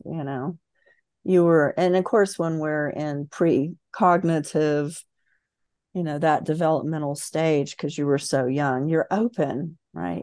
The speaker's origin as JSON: {"language": "English", "region": "Central Florida", "country": "United States", "tie": "born or raised there", "moved": "yes", "said": "that small town in Central Florida. I'm from the South, grew up very much in the Bible"}